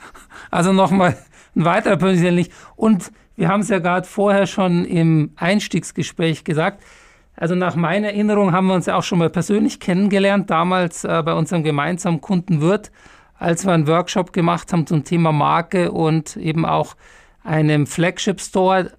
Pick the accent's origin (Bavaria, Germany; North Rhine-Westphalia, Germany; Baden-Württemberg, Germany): Bavaria, Germany; Munich; moved away; ich bin ja Münchner, echter Münchner